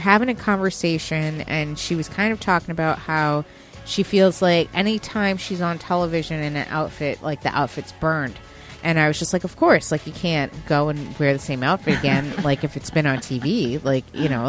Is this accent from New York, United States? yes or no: yes; Westchester, New York, United States; I'm a Westchester girl myself.